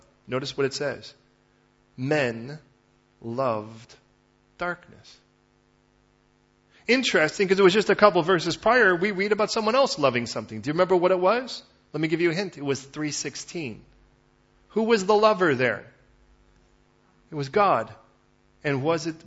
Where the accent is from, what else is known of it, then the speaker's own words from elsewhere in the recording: Chicago, Illinois, United States; moved away; I was raised in Chicago originally